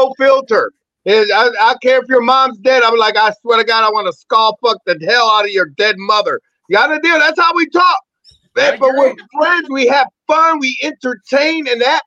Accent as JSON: {"language": "English", "town": "Lorain", "region": "Ohio", "country": "United States", "tie": "born or raised there", "also_born_or_lived": "Puerto Rico", "said": "I was born in Puerto Rico and raised in Lorain, Ohio by Cleveland."}